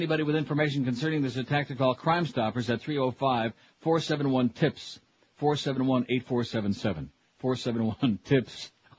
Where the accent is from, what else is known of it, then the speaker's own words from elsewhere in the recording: Rochester, New York, United States; my hometown of Rochester, New York. I could throw a brick from where I'm sitting right now in Toronto across the lake to Rochester, right across Lake Ontario.